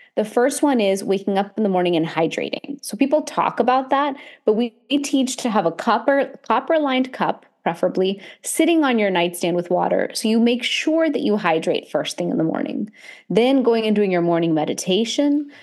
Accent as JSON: {"language": "English", "country": "India", "said": "I'm Indian"}